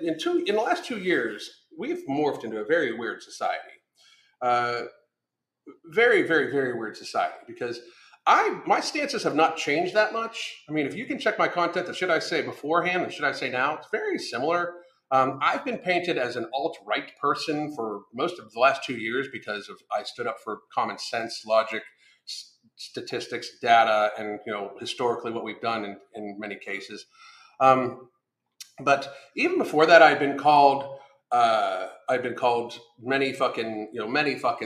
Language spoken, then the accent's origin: English; United States